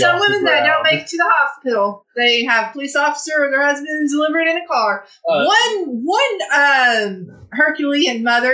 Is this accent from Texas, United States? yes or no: yes; Texas, United States; I am a Texan